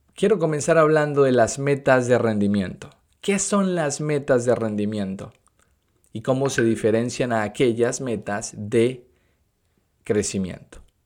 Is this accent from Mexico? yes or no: no; Venezuela; moved away as an adult; now in United States; soy de Venezuela, en el 2011 me mudé de Venezuela a los Estados Unidos